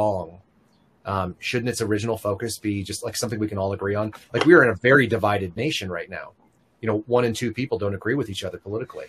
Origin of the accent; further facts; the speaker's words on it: San Francisco, California, United States; moved away; I grew up in the Bay Area for a number of years in San Francisco